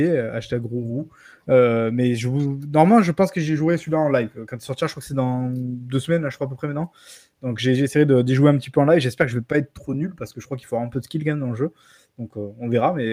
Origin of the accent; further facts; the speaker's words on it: France; Moi, je suis, de, la France, je suis français de la France, ok.